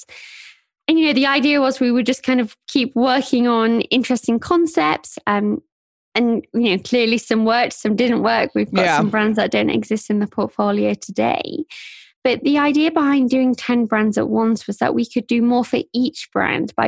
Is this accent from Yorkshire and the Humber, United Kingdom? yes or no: yes; Sheffield, Yorkshire and the Humber, United Kingdom; also born or lived in Nottingham; I grew up in Sheffield, which is a city towards the north of England